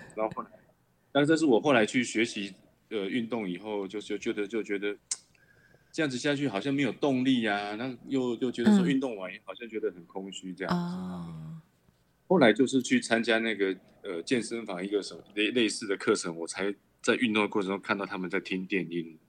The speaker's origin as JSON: {"language": "Chinese", "town": "Chiayi", "country": "Taiwan", "said": "我是嘉义人"}